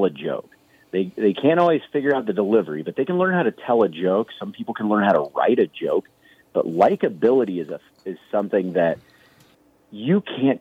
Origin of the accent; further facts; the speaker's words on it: Kansas City, Missouri, United States; I grew up in Kansas City, which is where I started doing stand-up